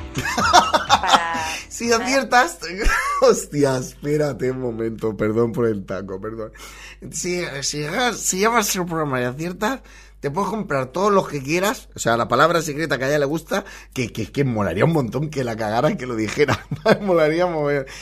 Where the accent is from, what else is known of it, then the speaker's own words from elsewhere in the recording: Valencian Community, Spain; puede que sea de mi tierra, ¿eh? por el acento, porque sea valenciana